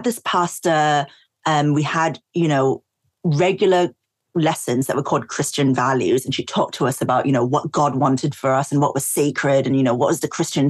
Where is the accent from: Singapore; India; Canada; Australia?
Singapore; also born or lived in East London; now in London, United Kingdom; when I was growing up in Singapore